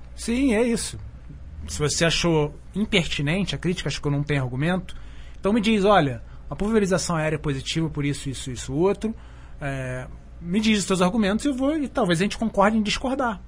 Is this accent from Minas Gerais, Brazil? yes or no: no; Petrópolis, Rio de Janeiro, Brazil; also born or lived in São Paulo; now in Alto Paraíso de Goiás, Brazil; estudou comigo em Petrópolis, que é minha cidade natal